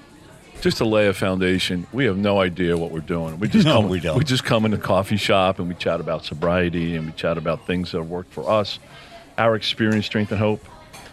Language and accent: English; Philadelphia, Pennsylvania, United States; I'm from Philly. How you doing?